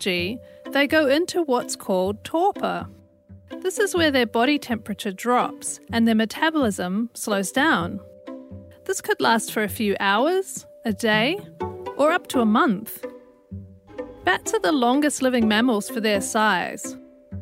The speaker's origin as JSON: {"language": "English", "country": "New Zealand", "moved": "yes", "lives_now": "Sydney, Australia", "said": "I'm from New Zealand originally"}